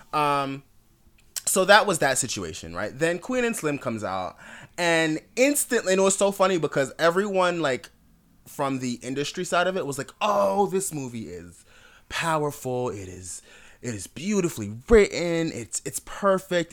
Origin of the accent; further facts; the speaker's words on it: Jamaica; also born or lived in Miami, South Florida, United States; now in Atlanta, United States; I'm Jamaican. I'm a completely different kind of black. When I moved to America